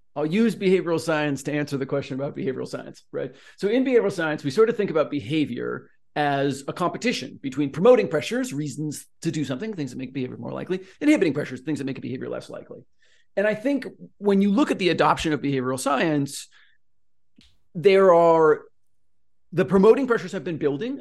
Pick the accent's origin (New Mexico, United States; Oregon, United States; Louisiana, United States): Oregon, United States; now in Southern California, United States; I'm from Oregon